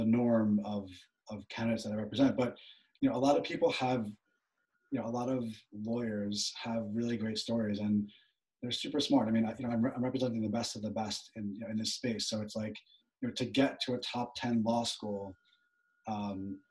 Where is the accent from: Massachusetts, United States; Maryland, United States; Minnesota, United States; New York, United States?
New York, United States; Long Island; I'm from Long Island, New York, from a town that it's a pretty upscale town